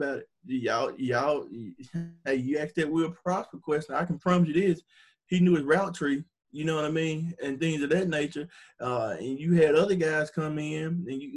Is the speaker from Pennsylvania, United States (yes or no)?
no; Hernando, Mississippi, United States; I'm from Hernando